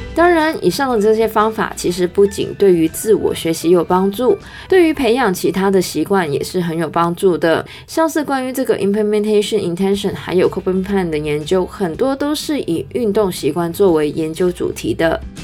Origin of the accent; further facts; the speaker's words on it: Canada; now in Hong Kong; 虽然呢我是加拿大人